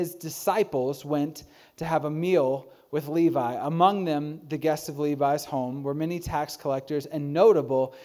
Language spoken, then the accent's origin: English; Virginia, United States; now in Denver, United States; I grew up in Virginia, and I actually lived about an hour away from T.C. Williams High School